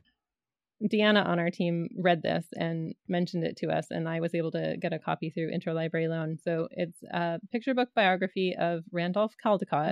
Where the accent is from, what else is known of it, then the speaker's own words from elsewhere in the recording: Canada; growing up in Canada